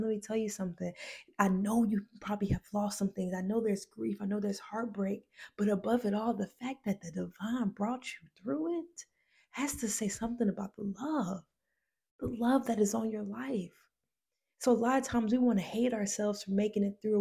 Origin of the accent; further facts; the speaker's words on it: Decatur, Georgia, United States; I'm from a place called Decatur, Georgia.